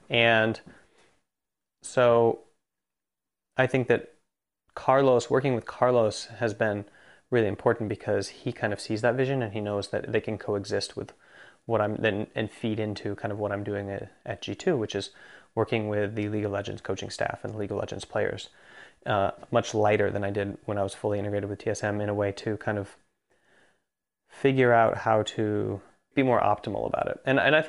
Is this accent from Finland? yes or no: yes; Jyväskylä, Central Finland, Finland; English is a second language; which is where I'm from Finland